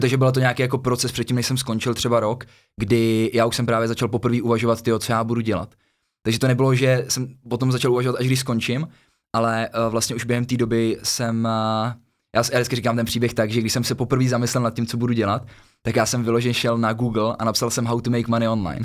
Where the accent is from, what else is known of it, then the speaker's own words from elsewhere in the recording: Kotenčice, Central Bohemian Region, Czechia; moved away as an adult; also born or lived in Thailand; já jsem z vesnice z Kotenčic, je to blízko od Příbramy